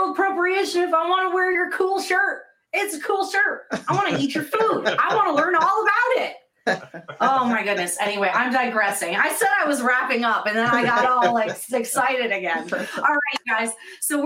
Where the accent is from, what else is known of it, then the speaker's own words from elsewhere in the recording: Vermont, United States; moved away; growing up in Vermont, that is 99.9% white